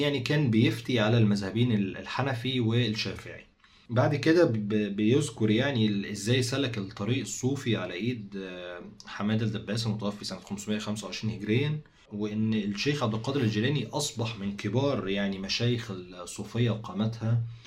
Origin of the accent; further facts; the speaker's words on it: Egypt; عندنا في مصر